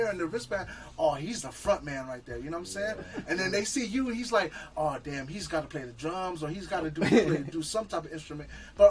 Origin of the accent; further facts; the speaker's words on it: Los Angeles, California, United States; And I'm from LA, but I'm not a real LA dude where I take my shoes off, bro.